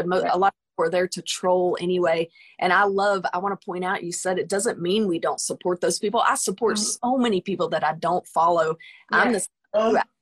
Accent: United States; I'm a musician from the United States, from United States

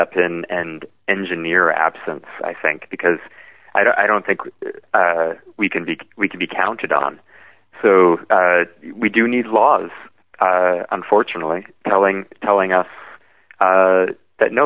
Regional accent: Vancouver, British Columbia, Canada; In Vancouver, my hometown

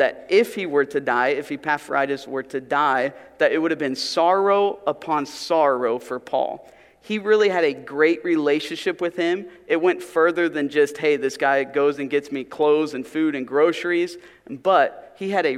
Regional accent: Pennsylvania, United States; moved away; Where I grew up in Pennsylvania, I was part of a youth group

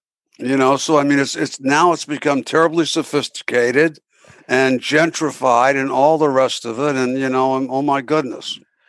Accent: Highland, New York, United States; also born or lived in Poughkeepsie, New York; I was born in Vassar Hospital in Poughkeepsie, yes. I grew up in Highland, New York, which is across the river, across the Hudson River, on what they call the Bear Mountain or West Point side.

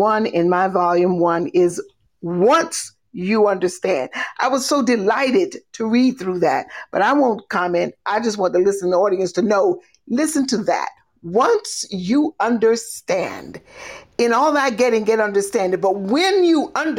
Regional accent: Monroe, North Carolina, United States; now in New Jersey, United States; I was born in Monroe

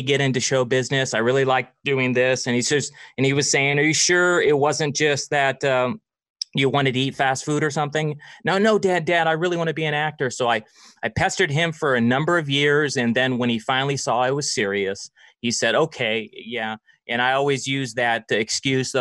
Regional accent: Los Angeles, California, United States; We live in Los Angeles, and so we grew up in the Hollywood area, the LA area in California.

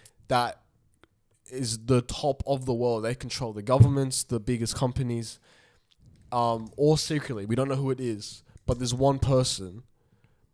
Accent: Australia; accent: Aussie; I legit was like, actually Australian

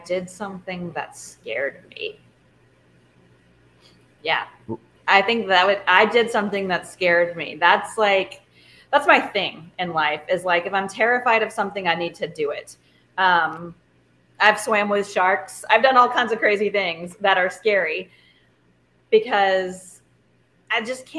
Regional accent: Louisiana, United States; I'm from Louisiana.

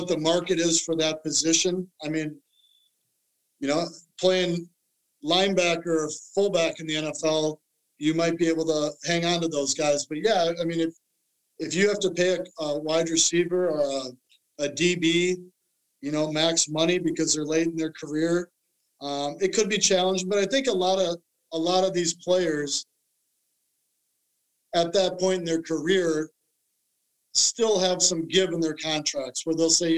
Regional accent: Minnesota, United States; growing up in Minnesota, watching Randy Moss

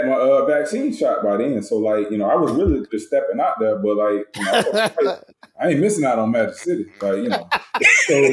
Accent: Tampa, Florida, United States; growing up in Tampa

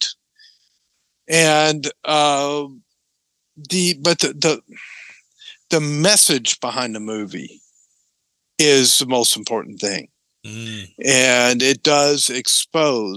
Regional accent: Tennessee, United States; moved away; I grew up in Tennessee

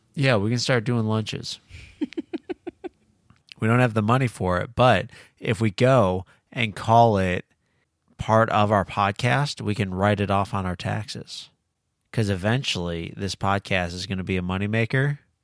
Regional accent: Illinois, United States; Growing up in Illinois

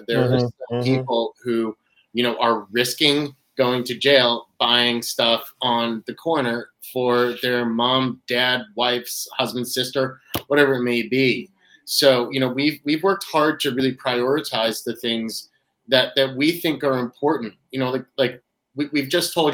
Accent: New Hampshire, United States; also born or lived in Boston / Connecticut; now in Massachusetts, United States; I'm a New England boy. Born and raised in New Hampshire

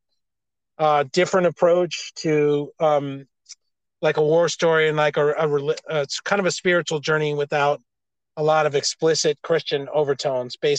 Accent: United States; I'm an American

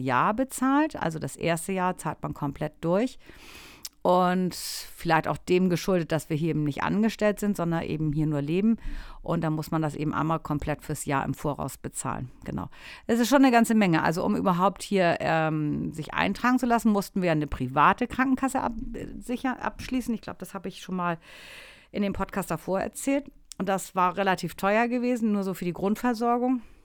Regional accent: Germany; moved away as an adult; now in Italy; bei uns in Deutschland

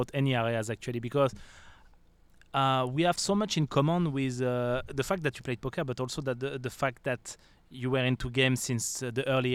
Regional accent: France; accent: French; English is a second language; moved away; also born or lived in the Alps; I'm French, guys, if you didn't notice my accent

